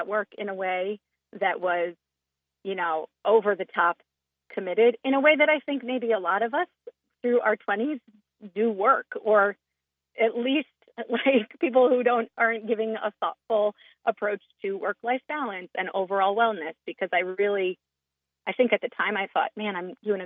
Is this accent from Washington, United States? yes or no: no; New Jersey, United States; now in Maine, United States; I'm from New Jersey